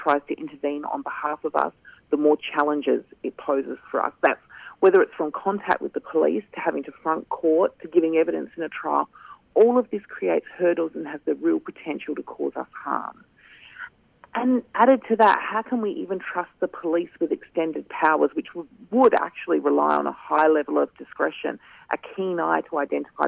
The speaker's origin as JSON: {"language": "English", "area": "Kaurna Yerta", "region": "South Australia", "country": "Australia", "tie": "born or raised there", "said": "I'm a Gunditj Marah woman, born and raised on Kaurna Yerta"}